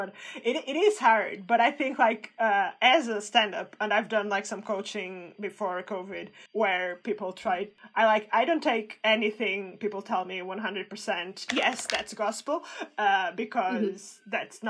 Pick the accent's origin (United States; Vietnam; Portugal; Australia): Portugal; English is a second language; now in United Kingdom; I'm Portuguese